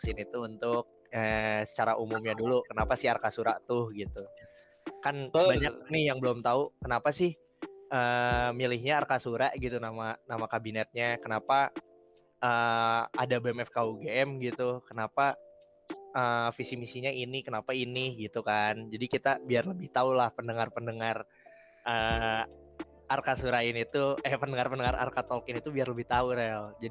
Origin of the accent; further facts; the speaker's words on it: Bandung, West Java, Indonesia; Uh, aku asalnya dari Bandung.